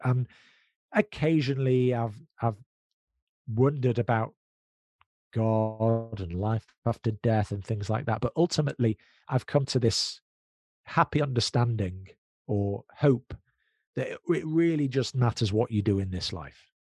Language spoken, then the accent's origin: English; United Kingdom; we're British Jews. So we're British, but we're Jews